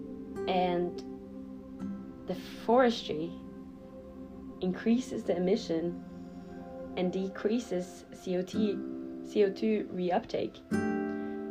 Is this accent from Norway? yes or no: yes; Norway; moved away; it's close to my home country, Norway